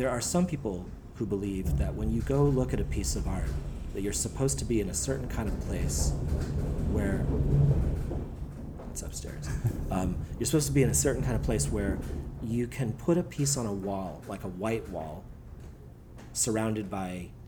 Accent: Cambridge, Massachusetts, United States; I grew up in Cambridge in Massachusetts

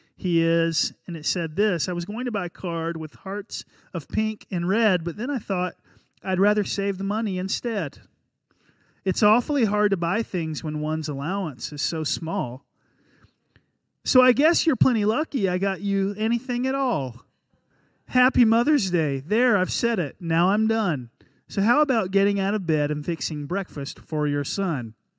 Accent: North Carolina, United States; born or raised there

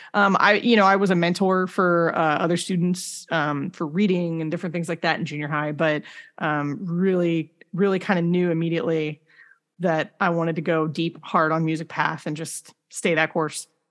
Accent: Rancho Cucamonga, California, United States; I grew up in Rancho Cucamonga

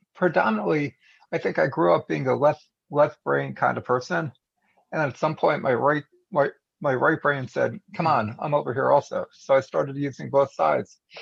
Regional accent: United States; as an American

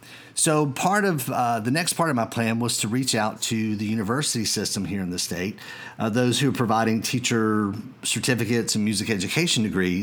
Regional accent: Georgia, United States; And here in my home state of Georgia, we've seen a dramatic increase in the number of school systems who are offering music technology courses

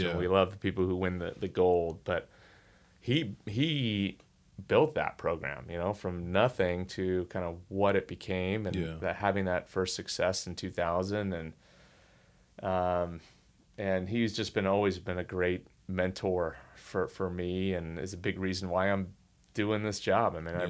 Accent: California, United States; when I was growing up in the Bay Area, like I love Bill Walsh, who was coaching the San Francisco 49ers.

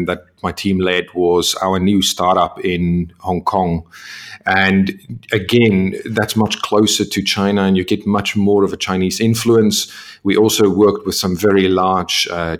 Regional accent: South Africa; moved away; being South African

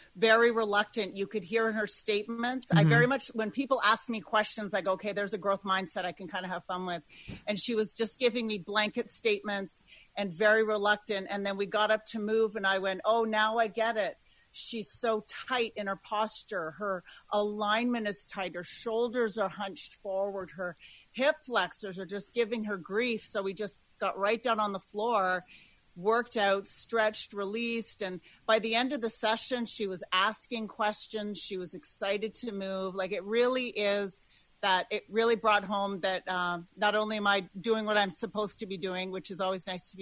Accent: Wawota, Saskatchewan, Canada; I was born in a very small community in a very small area of Saskatchewan

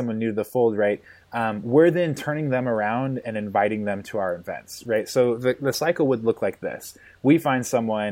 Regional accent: Milwaukie, Oregon, United States; I was born in a suburb of Portland, Oregon, a little town called Milwaukee

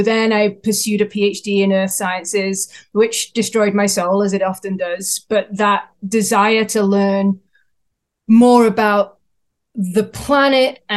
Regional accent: England, United Kingdom; now in Canada; I'm based in Canada, but I'm from England, so I have an accent

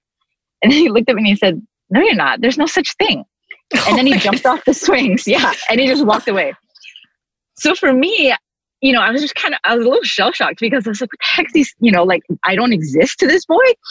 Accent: Vancouver, British Columbia, Canada; also born or lived in Toronto, Canada; now in Long Beach, United States; lived in Toronto until I was six, moved to Vancouver

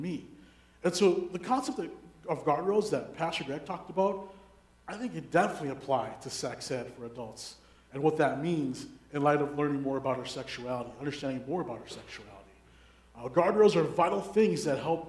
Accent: Minneapolis–Saint Paul, Minnesota, United States; I was born and raised in the Twin Cities during the 90s.

